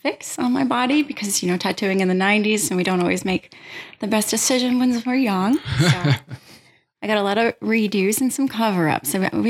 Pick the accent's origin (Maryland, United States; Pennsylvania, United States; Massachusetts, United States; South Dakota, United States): Pennsylvania, United States; I grew up in Pennsylvania in a rural town, small town atmosphere. So, you know, here comes Baltimore.